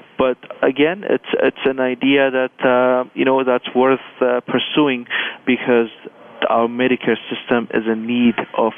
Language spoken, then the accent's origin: English; Canada; But as a Canadian, you know, I reflected on it